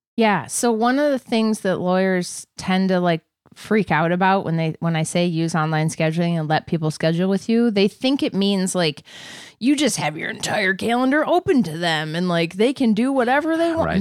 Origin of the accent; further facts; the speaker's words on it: Wisconsin, United States; I was born in Wisconsin